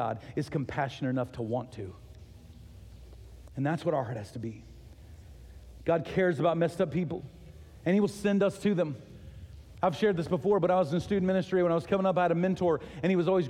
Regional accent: Texas, United States; moved away as an adult; also born or lived in Ohio; We're from Texas, but we were living in Ohio.

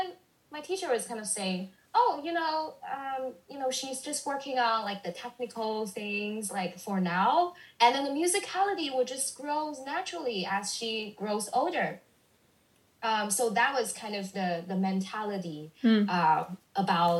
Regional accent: China; moved away as an adult; also born or lived in Canada; now in United States; I was born and raised in China. I went abroad to study in Canada for a year and then, you know, moved to the States.

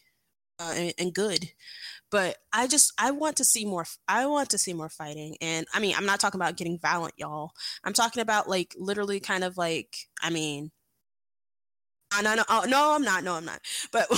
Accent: Atlanta, Georgia, United States; also born or lived in Savannah, Georgia / Augusta, Georgia; Born and raised in Atlanta

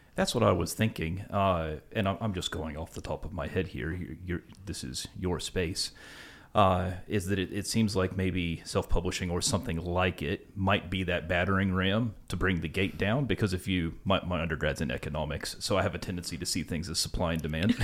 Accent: West Virginia, United States; now in Australia; where I'm from in West Virginia

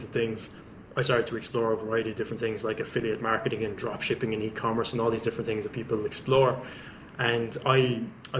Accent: West Limerick, Munster, Ireland; also born or lived in Dublin; I'm originally from Dublin, but grew up in West Limerick in a place called Gillin, small village.

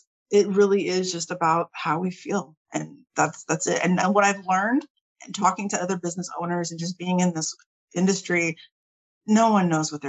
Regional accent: Lockhart, Texas, United States; also born or lived in California; I'm originally from Cali and my parents moved in the '80s, late '80s, and they decided to come to Texas to retire and they bought up a rental property in Lockhart, like I was saying. And that's what they did. They were landlords. And so my brother and I grew up mowing yards

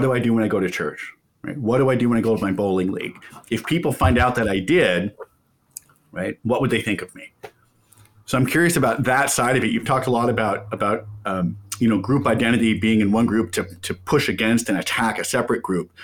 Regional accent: Kansas, United States; I grew up in Kansas, red state.

